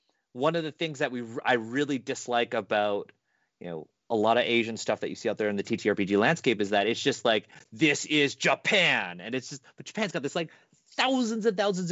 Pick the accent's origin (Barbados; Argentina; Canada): Canada; I was born in Canada.